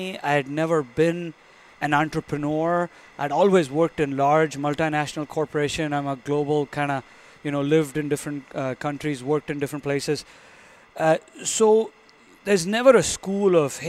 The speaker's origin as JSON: {"language": "English", "country": "India", "tie": "born or raised there", "moved": "as an adult", "said": "I was born and raised in India. I came here for graduate school"}